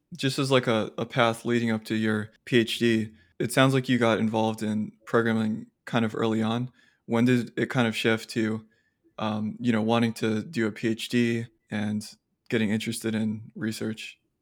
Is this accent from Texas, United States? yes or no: yes; Austin, Texas, United States; I grew up in Austin